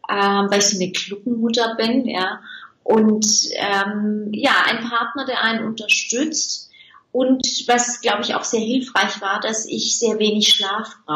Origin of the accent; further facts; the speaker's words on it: Turkey; born there; Ich denke ja nicht, dass man mir das anhört, ähm, dass ich gebürtige Türkin bin.